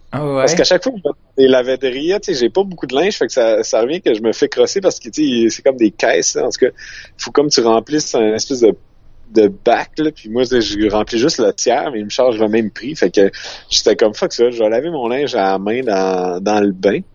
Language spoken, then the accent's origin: French; Quebec, Canada; je venais du Canada, tu sais, oh, du Québec